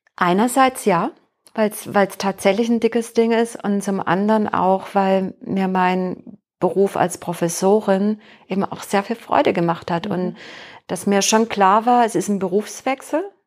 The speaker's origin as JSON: {"language": "German", "town": "Heilbronn", "region": "Baden-Württemberg", "country": "Germany", "tie": "born or raised there", "moved": "as an adult", "lives_now": "Bielefeld, Germany", "said": "in meiner Heimatstadt in Heilbronn"}